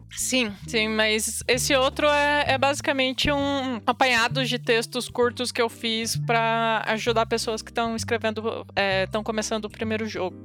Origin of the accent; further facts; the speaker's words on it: interior of Paraná, Brazil; moved away as an adult; now in São Paulo, Brazil; Eu sou, eu sou do interior do Paraná